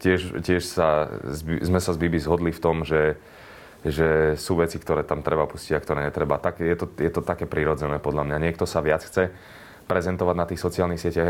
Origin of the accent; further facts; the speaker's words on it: western Slovakia, Slovakia; ja som zo západu